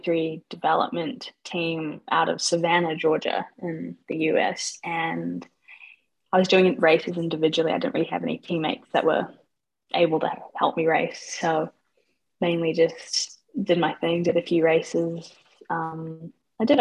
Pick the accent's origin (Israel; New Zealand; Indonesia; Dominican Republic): New Zealand; Auckland; I am 23 from Auckland, New Zealand